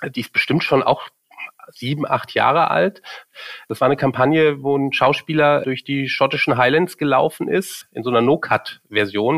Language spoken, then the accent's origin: German; Cologne, North Rhine-Westphalia, Germany; moved away as an adult; now in Munich, Germany; bin ich in Köln geboren und in Köln aufgewachsen